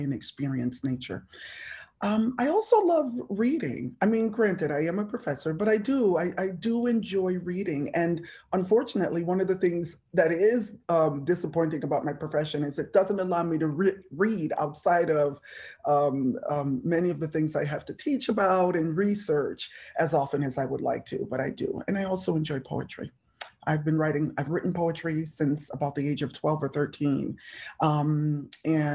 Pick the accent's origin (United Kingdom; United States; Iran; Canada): United States; Hartford, Connecticut; moved away as an adult; also born or lived in Jamaica / Massachusetts / New York City / upstate New York; now in Atlanta, United States; I am originally from Jamaica. I'm an immigrant to America. I came here at the age of 3. Grew up in Hartford, Connecticut